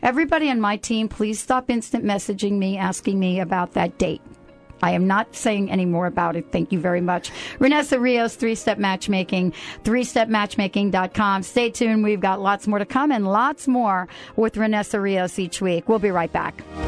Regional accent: New York, United States; moved away as an adult; now in Seattle, United States; I'm new to Seattle, by the way. I'm, you know, I'm not new, new, but I'm here a couple years, maybe, you know, so forth and so on. And, you know, I, and, and, I'm from New York

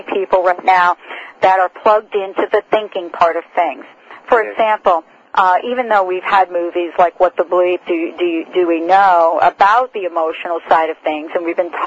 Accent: New Jersey, United States; also born or lived in Morristown, New Jersey; I'm from New Jersey and have lived in Morristown

